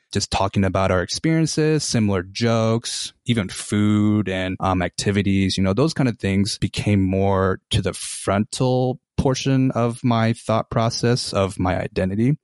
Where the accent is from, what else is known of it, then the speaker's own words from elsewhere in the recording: Salt Lake City, Utah, United States; I was born here in Salt Lake City and identify as an Asian American male